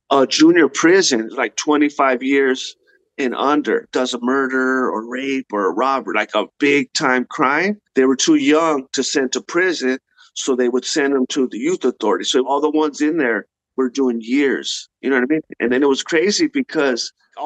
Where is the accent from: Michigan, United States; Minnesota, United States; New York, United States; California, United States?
California, United States; La Puente; growing up in La Puente, California, that's where I'm from, in the 90s